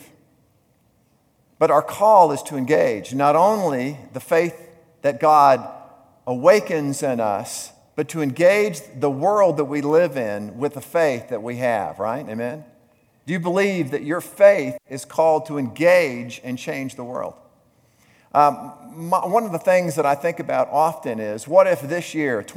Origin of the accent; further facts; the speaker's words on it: the South, United States; moved away; I grew up in the South